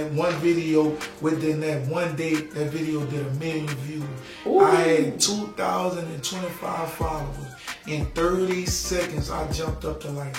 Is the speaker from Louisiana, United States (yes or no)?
yes; New Orleans, Louisiana, United States; I said, you from Little Bad Ridge? I'm from New Orleans. I said, that's not the same, but it's cool.